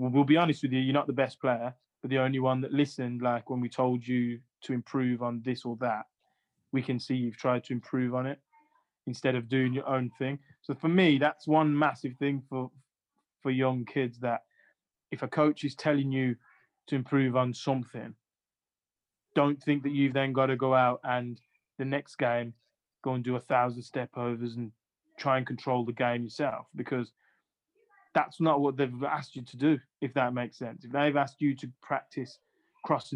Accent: Sutton Coldfield, West Midlands, United Kingdom; also born or lived in Jamaica; I used to live in Sutton Coldfield, which is in, which is by Birmingham

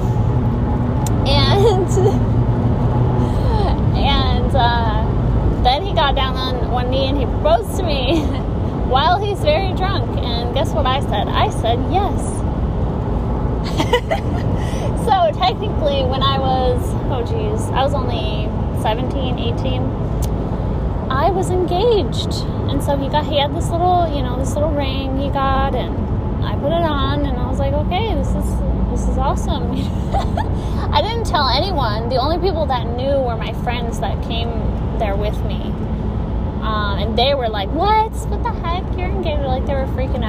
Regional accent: Michigan, United States; I was from Michigan

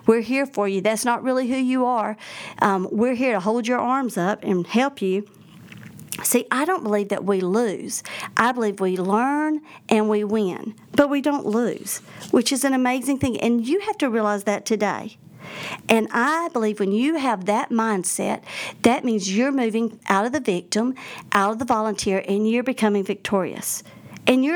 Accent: the South, United States; accent: Southern; I'm from the South. I don't like to actually hear myself on an answering machine because I don't realize how strong of an accent I have

